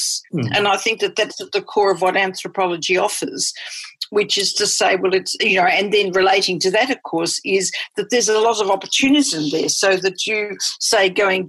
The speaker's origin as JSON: {"language": "English", "country": "Australia", "also_born_or_lived": "Johannesburg, South Africa", "moved": "as an adult", "said": "I'm Australian"}